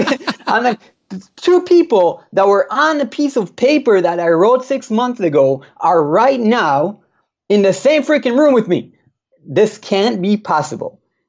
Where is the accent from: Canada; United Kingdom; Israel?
Israel; this guy I've been listening to in my ears for years and I'm from Israel, the other side of the world.